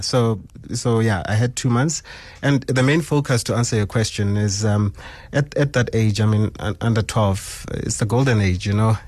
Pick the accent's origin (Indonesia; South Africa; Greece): South Africa; Sebokeng, Gauteng; So I'm from Sebokeng. Um, grew up, uh, in Zone twelve and then later moved to Zone ten